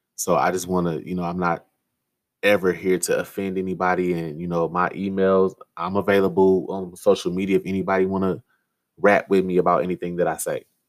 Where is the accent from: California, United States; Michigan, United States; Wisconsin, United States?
Michigan, United States; Detroit; I was born and raised in Detroit, Michigan